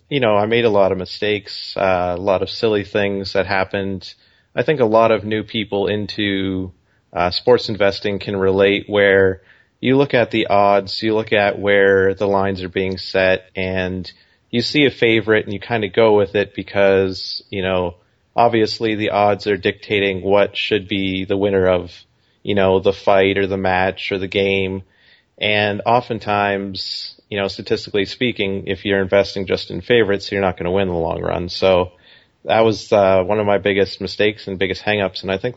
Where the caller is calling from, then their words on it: Kitchener-Waterloo area, Ontario, Canada; I'm just calling from outside of Toronto in Ontario, Canada. So okay. Big city, but just on the outskirts, kind of Kitchener-Waterloo area.